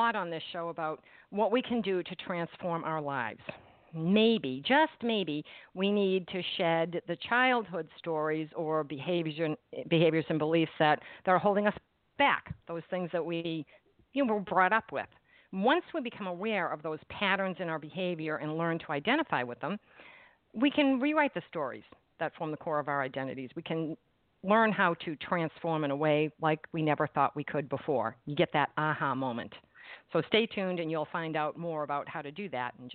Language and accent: English; Massachusetts, United States; I'm from Massachusetts